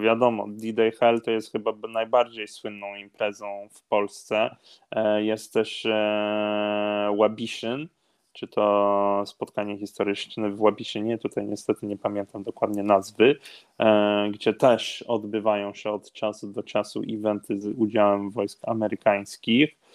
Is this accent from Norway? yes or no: yes; Norway; urodzony i wychowany w Norwegii byłem